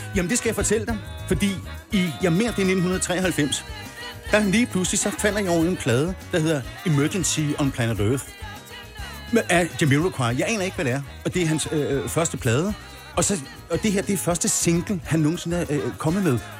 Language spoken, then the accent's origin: Danish; Birkerød, Capital Region of Denmark, Denmark; moved away as an adult; now in Farum, Denmark; jeg kommer oprindeligt fra Birkerød